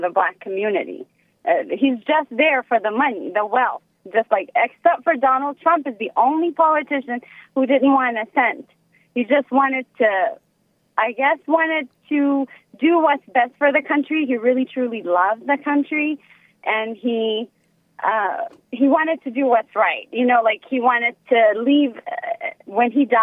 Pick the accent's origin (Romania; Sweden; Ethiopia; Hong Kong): Ethiopia; now in United States; I'm from Mommy Ethiopia